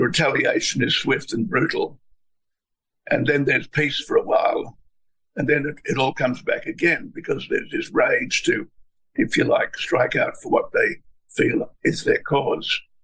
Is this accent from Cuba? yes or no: no; Australia